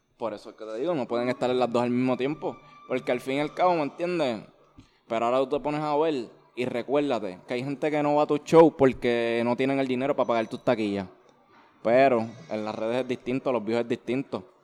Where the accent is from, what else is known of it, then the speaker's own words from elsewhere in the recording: Levittown, Puerto Rico; also born or lived in Bayamón, Puerto Rico; Yo nací, yo nací en Bayamón, yo soy de Bayamón, pero me crié en Levitón